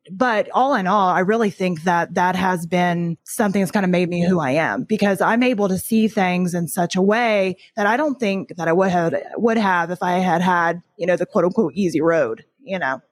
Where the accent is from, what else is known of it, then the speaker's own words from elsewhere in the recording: Tennessee, United States; I grew up in Tennessee, which is true, but I was only there from the time I was about eight until I graduated